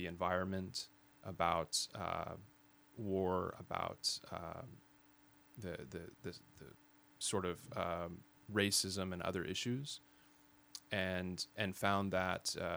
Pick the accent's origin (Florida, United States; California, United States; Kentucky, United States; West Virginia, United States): California, United States; Fresno; also born or lived in Sacramento / Modesto; So I was born in the Central Valley and raised Sacramento initially, and then moved to Modesto and finally sort of call home Fresno